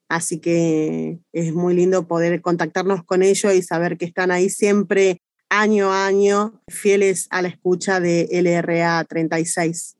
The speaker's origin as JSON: {"language": "Spanish", "country": "Argentina", "lives_now": "Esperanza Base, Antarctica", "said": "nuestra presencia acá en la Antártida como argentinos"}